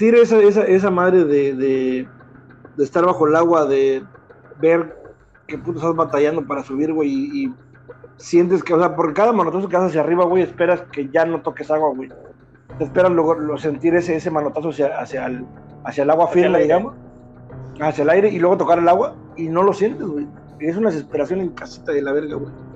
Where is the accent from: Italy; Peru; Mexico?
Mexico; Candelaria; somos de Candelaria